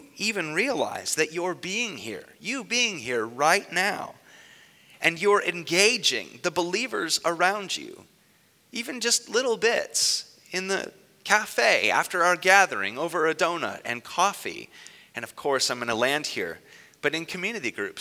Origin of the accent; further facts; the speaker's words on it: Newark, Ohio, United States; in my hometown, I grew up in Newark